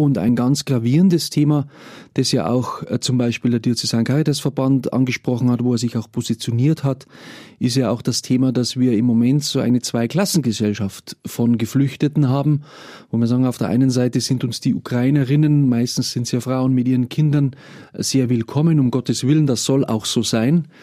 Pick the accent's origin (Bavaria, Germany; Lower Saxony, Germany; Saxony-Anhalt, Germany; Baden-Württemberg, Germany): Bavaria, Germany; Mühldorf district; Ich selber komme aus dem Landkreis Mühldorf, äh, lebe dort mit meiner Familie. Ich bin also auch ein Kind vom Land